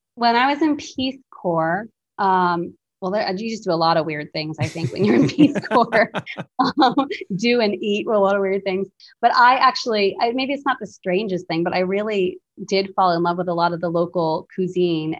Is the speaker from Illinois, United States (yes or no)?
no; Plymouth, New Hampshire, United States; moved away as an adult; also born or lived in India; now in Kenya; my little way of growing up in Plymouth, New Hampshire